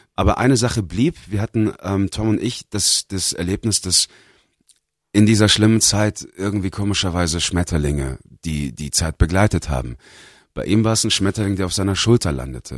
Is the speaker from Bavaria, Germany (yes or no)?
yes; Bavaria, Germany; moved away as an adult; also born or lived in Los Angeles, United States / Australia; Bayern ist mein Zuhause